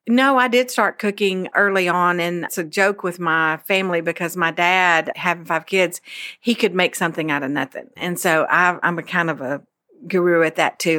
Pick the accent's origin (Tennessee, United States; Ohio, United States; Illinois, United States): Tennessee, United States; Memphis; I'm from Memphis, Tennessee